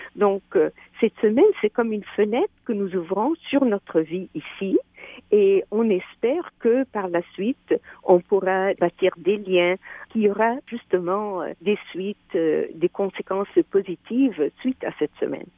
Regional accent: Quebec, Canada; nous sommes des Québécois, des Québécoises

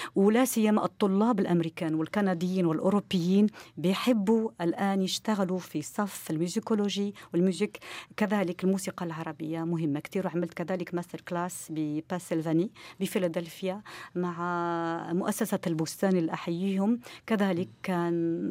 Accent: Morocco; عندنا في المغرب

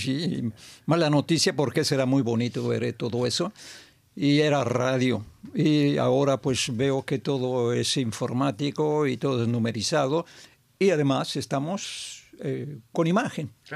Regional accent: Mexico; moved away as an adult; also born or lived in Montreal, Canada; ya cuando me iba a volver a México, mi país natal

